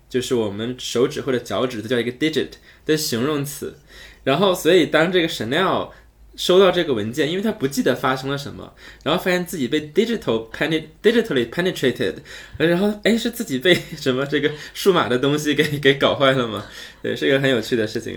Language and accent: Chinese; China; 我们中国人